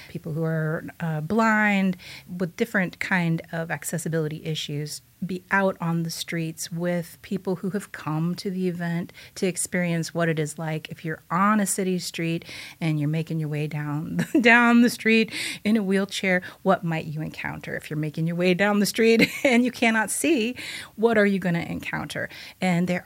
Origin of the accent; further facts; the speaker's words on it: Bloomington, United States; I'm initially from Bloomington, lived here for a very long time, but then I've lived all around different different states.